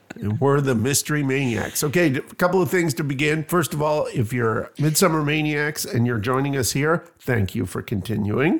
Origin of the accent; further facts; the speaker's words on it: Canada; now in Bloomington, United States; I'm Canadian